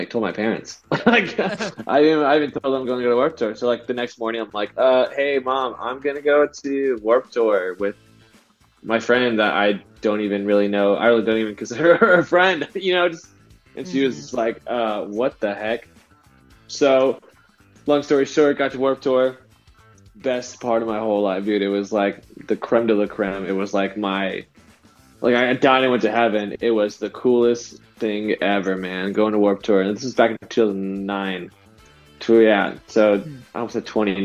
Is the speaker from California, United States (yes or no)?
yes; San Diego, California, United States; I grew up, I'm from San Diego, California